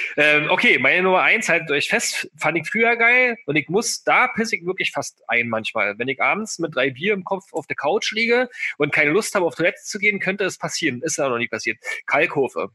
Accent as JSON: {"language": "German", "region": "Berlin", "country": "Germany", "said": "bei uns in Berlin"}